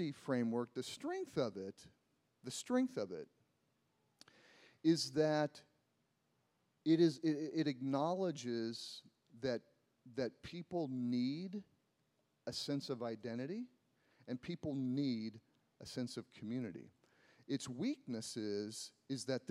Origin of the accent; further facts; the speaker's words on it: United States; I'm an American